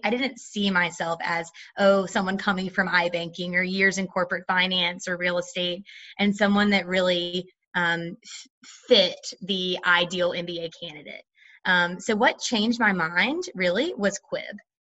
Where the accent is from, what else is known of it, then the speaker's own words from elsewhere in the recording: North Carolina, United States; I'm from North Carolina originally, so um, NC is near and dear to my heart